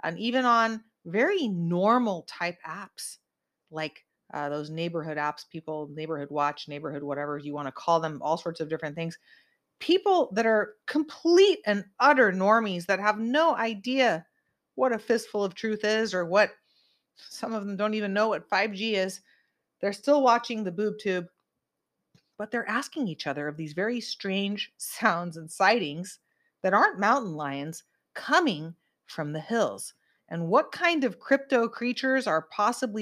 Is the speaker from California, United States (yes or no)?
yes; Santa Cruz, California, United States; there was snow in my hometown and my yard of Santa Cruz